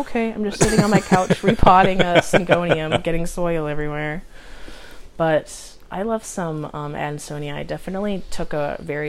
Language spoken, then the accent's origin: English; United States; we're American